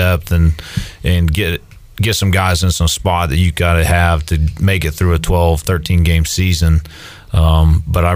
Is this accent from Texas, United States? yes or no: yes; San Angelo, Texas, United States; I grew up in San Angelo, Texas